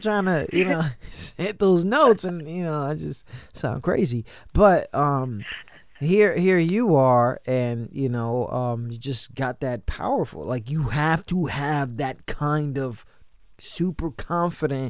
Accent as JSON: {"language": "English", "region": "New York", "country": "United States", "tie": "born or raised there", "said": "I grew up in New York"}